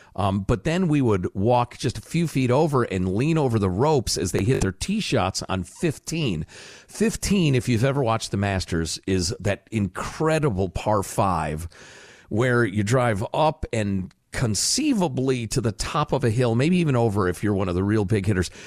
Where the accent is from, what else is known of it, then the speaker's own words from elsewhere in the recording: Chicago, Illinois, United States; moved away; I grew up in Chicagoland